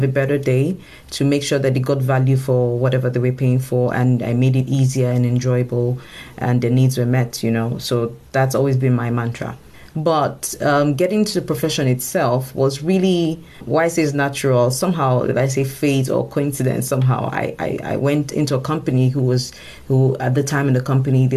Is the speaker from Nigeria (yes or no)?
yes; Nigeria; I come from Africa, and Nigeria in particular